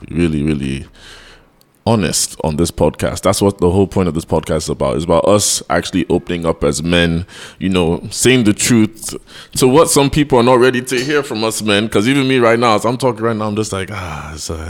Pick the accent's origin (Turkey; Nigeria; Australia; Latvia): Nigeria; we're Nigerian men doing a podcast, so already there's a stigma on our back